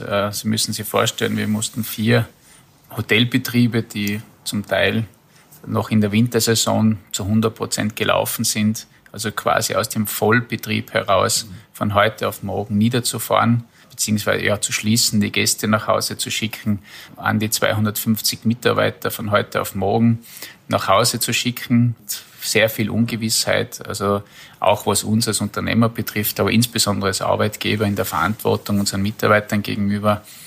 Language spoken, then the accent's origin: German; Kitzbühel District, Tyrol, Austria; Ich komme ja aus dem Bezirk Kitzbühel